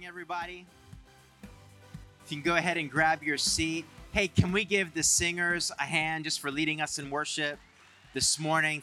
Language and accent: English; Canada; I'm from Canada